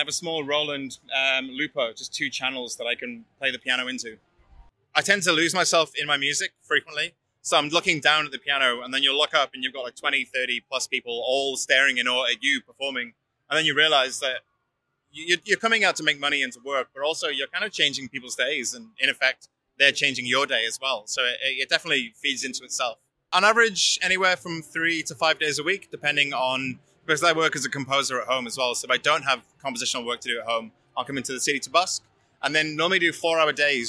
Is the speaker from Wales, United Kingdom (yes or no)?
yes; Wales, United Kingdom; moved away as an adult; also born or lived in Cairns, Australia / Byron Bay, Australia / Sydney, Australia; now in Melbourne, Australia; I'm from Wales, originally in the United Kingdom